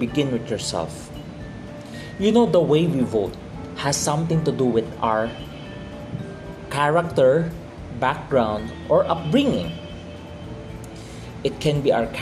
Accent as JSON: {"language": "English", "country": "Philippines", "said": "by blood I am Chinese, but by culturally I am a Filipino."}